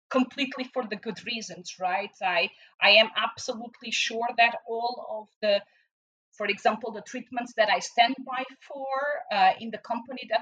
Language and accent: English; Portugal; moved away; in my home country in Portugal